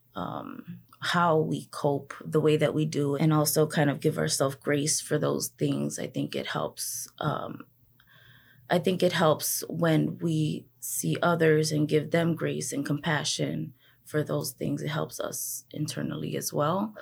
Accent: Chicago, Illinois, United States; born and raised in Humboldt Park

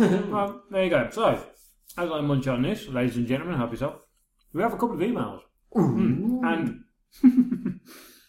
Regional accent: Birmingham, West Midlands, United Kingdom; accent: Birmingham; doing audio work, I suppress my Birmingham accent

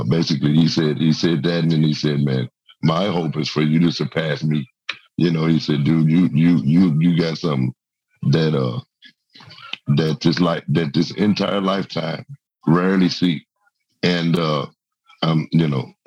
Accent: Memphis, Tennessee, United States; my hometown in Memphis.

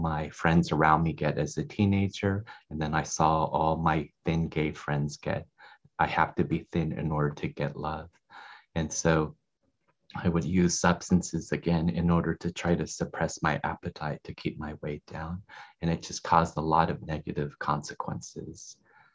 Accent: Salinas, California, United States; I grew up in Salinas in the Central Valley of California. It's a small farm town.

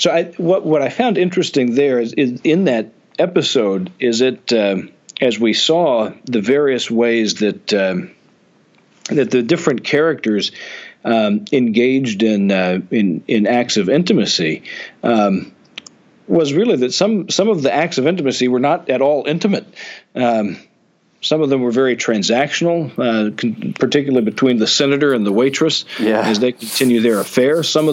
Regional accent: the South, United States; the small town that I grew up in the South

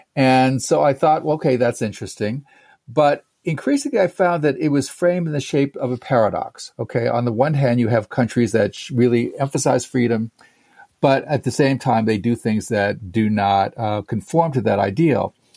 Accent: United States; Growing up in America

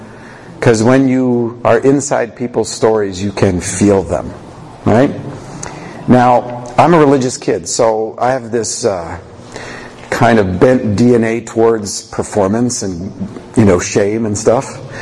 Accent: Canada; I don't do Q&A. I do Q&R because I'm Canadian.

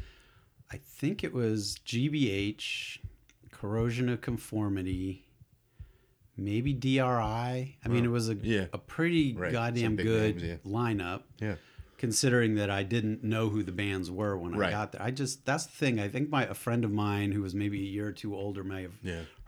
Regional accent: Acton, Massachusetts, United States; So I'm not a born and bred Bostonian, right. But yeah. As you can probably tell from my accent, but I consider myself that's my adopted town for sure.

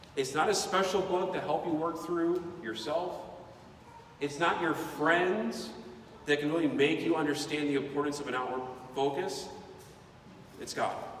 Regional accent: United States; I grew up in America

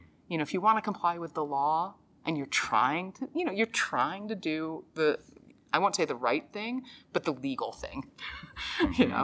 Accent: Dallas, Texas, United States; born or raised there

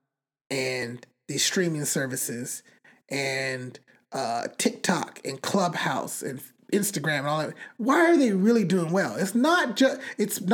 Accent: United States; I'm from America.

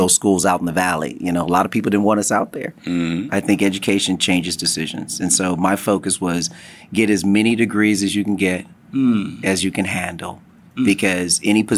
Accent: Los Angeles, California, United States; I was actually born in Los Angeles. Grew up in the neighborhood

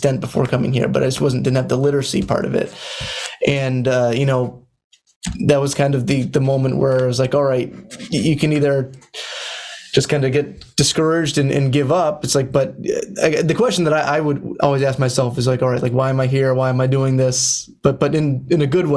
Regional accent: Central Massachusetts, United States; I came from Central Massachusetts, where, you know, the high school I went to had no music program

